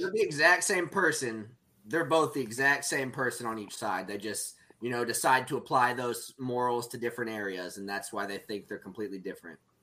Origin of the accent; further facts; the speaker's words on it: Stillwater, Oklahoma, United States; my hometown, Stillwater, Oklahoma